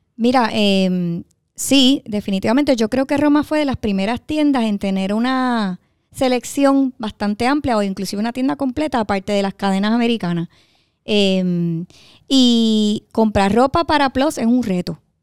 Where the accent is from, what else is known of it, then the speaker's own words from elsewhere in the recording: Dorado, Puerto Rico; yo soy de Dorado.